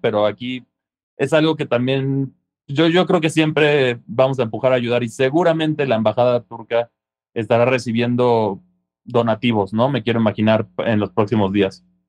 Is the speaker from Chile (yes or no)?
no; Mexico; como mexicanos